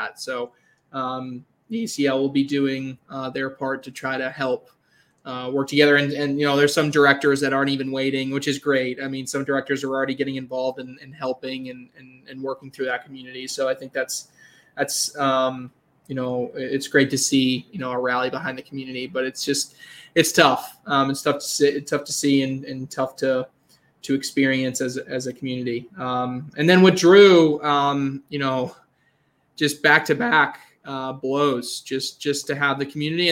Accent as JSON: {"language": "English", "region": "Massachusetts", "country": "United States", "said": "I'm from Massachusetts, which isn't Maine, but I took trips up to Maine on weekends as a kid"}